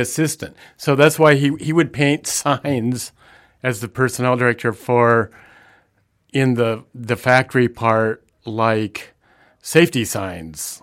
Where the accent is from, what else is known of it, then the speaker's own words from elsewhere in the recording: the Midwest, Indiana, United States; I grew up in the Midwest